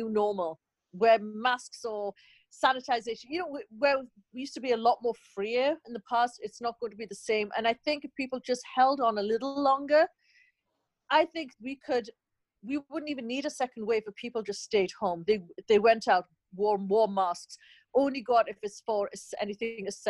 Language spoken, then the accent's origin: English; Newcastle upon Tyne, North East England, United Kingdom; now in United States; we're from the Northeast in Newcastle